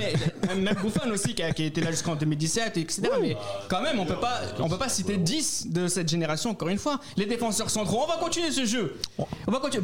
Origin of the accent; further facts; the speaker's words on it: France; en tant que Français